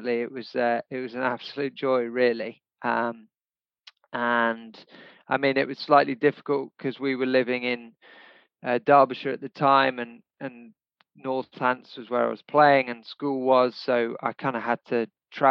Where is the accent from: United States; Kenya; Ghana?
Kenya; I was actually born and brought up in Kenya